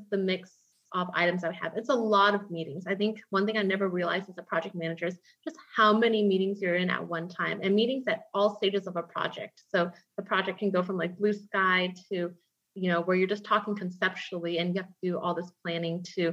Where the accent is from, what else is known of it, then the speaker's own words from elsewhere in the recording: Atlanta, Georgia, United States; moved away as an adult; also born or lived in Houston, Texas; I grew up in Atlanta, Georgia